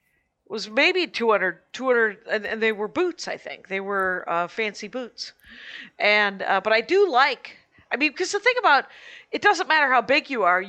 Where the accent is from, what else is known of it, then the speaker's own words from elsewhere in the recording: Wisconsin, United States; we're from Wisconsin.